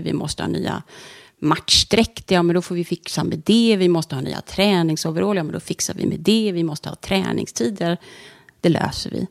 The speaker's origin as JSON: {"language": "Swedish", "town": "Stenungsund", "region": "Västra Götaland", "country": "Sweden", "tie": "born or raised there", "also_born_or_lived": "Ängelholm", "said": "Stenungsund är jag uppvuxen. Mm. Föddes i Ängelholm. Men jag är uppvuxen i Stenungsund"}